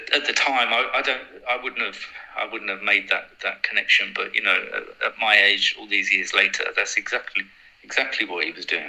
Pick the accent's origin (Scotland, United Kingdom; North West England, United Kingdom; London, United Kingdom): London, United Kingdom; I was from South London